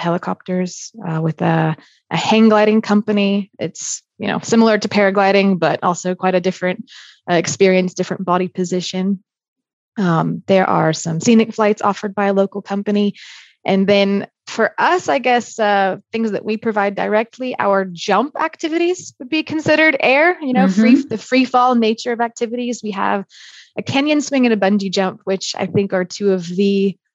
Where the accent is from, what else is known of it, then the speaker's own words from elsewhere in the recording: Central Florida, United States; moved away as an adult; now in Interlaken, Switzerland; I'm originally from Florida, born and raised in Central Florida